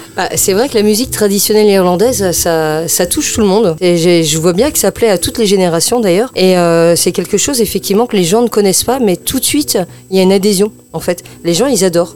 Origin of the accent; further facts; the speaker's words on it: France; qu'on est des Français